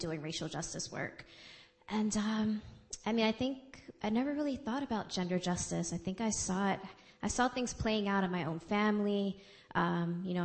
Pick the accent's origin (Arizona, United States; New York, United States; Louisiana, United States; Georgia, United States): New York, United States; New York City; I grew up in the Bronx.